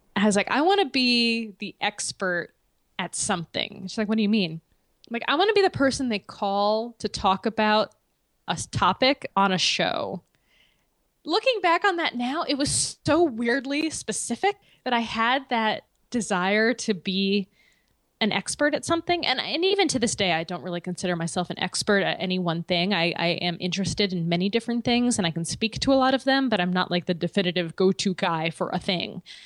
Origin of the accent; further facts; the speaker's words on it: West Hartford, Connecticut, United States; I'm from West Hartford